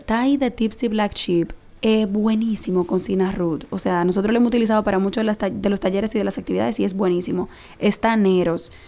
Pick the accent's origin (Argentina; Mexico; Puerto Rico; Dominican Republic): Dominican Republic; como dominicanos